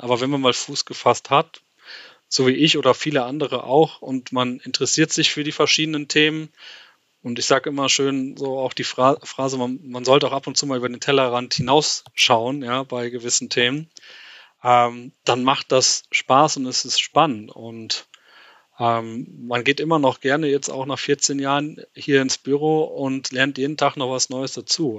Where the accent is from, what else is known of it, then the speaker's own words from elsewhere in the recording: Westerwald, Rhineland-Palatinate, Germany; moved away as an adult; now in Switzerland; bin ursprünglich, wie schon richtig gesagt, aus dem, aus dem Westerwald